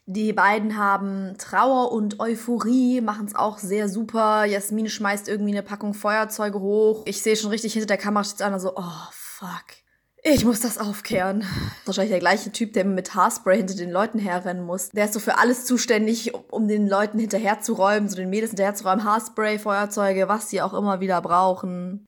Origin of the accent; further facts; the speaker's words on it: Berlin, Germany; ich komme auch aus Berlin